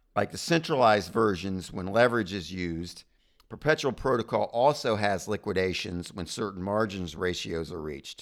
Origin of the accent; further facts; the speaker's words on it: United States; being an American